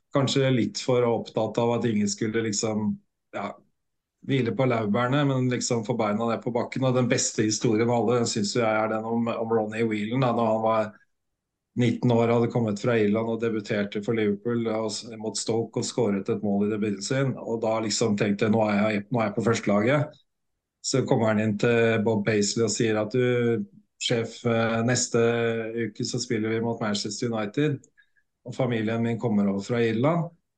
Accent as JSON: {"language": "Norwegian", "country": "Norway", "said": "hjemme i Norge"}